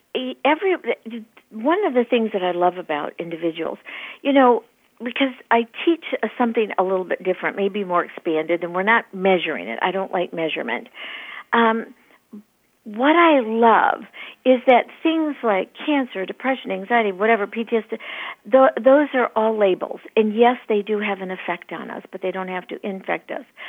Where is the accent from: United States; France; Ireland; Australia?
United States; Michigan; moved away as an adult; now in East Valley, Arizona, United States; I grew up in Michigan